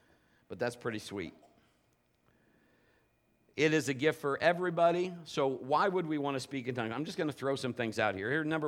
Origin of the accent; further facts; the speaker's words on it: England, United Kingdom; but it's in English, because obviously I'm English.